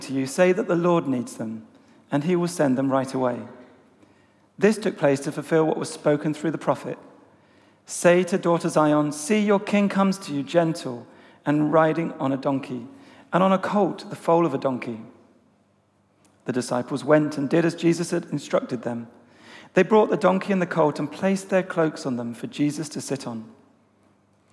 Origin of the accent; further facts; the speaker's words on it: Essex, East of England, United Kingdom; being a 15-year-old kid growing up in Essex